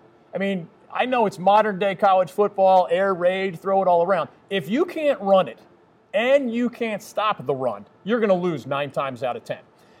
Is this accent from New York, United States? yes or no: no; Philadelphia, Pennsylvania, United States; now in North Carolina, United States; I'm originally from Philadelphia.